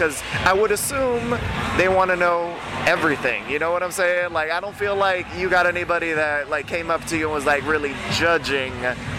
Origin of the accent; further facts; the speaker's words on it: Miami, Florida, United States; I'm from Miami. I'm based out here.